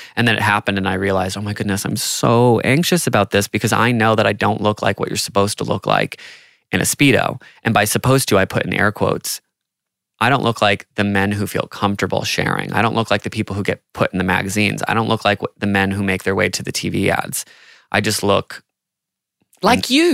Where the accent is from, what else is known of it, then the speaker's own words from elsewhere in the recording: United States; growing up in America